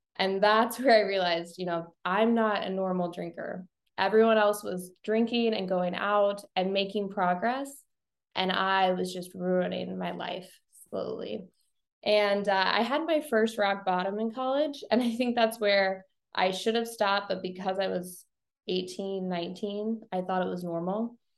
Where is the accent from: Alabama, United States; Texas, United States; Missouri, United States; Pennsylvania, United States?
Missouri, United States; Bowling Green; now in St. Louis, United States; I live in St. Louis now, but I grew up in Bowling Green, Missouri